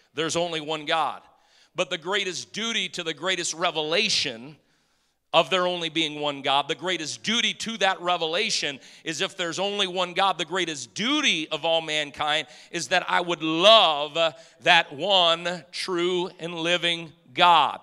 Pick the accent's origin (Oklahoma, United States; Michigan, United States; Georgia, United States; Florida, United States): Michigan, United States; Detroit; moved away; I grew up in Detroit